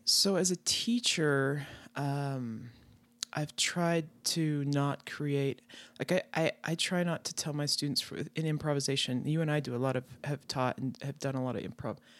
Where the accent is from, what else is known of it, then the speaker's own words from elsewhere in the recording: Wyoming, United States; I grew up in Wyoming, out in the middle of the country, so in ranch country